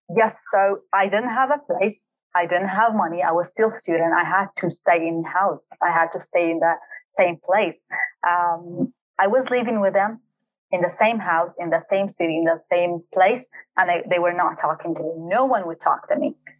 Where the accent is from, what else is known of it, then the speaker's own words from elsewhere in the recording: Halabja, Kurdistan Region, Iraq; also born or lived in Dubai, United Arab Emirates; I was born and raised in Halabja city, which is a very small town in Kurdistan region of Iraq